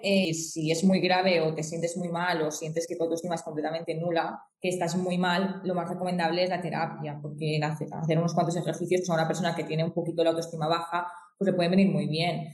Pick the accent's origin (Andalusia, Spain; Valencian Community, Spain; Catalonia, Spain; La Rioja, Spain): Valencian Community, Spain; Xàtiva; yo soy de Sativa, Valencia, eh, España